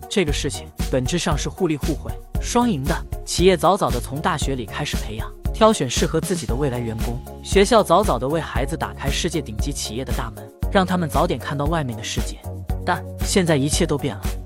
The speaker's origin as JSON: {"language": "Chinese", "country": "China", "said": "我们中国，我们中国人民，中国高校，与我们的中国企业，其实也是一样的"}